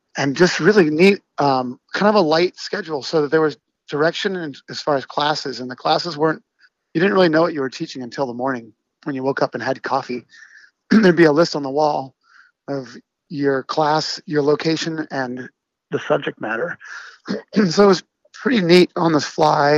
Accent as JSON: {"language": "English", "area": "Orcas Island", "region": "Washington", "country": "United States", "tie": "born or raised there", "also_born_or_lived": "Corvallis, Oregon", "moved": "as an adult", "lives_now": "Portland, United States", "said": "I grew up in Washington State up on Orcas Island"}